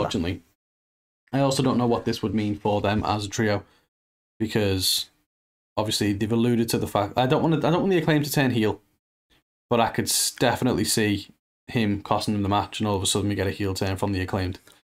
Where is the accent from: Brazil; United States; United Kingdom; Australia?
United Kingdom; being British